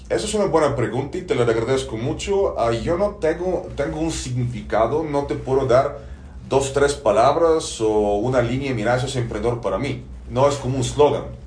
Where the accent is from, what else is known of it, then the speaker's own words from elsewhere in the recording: Bulgaria; moved away; de origen soy búlgaro, nací en Bulgaria hace 42 años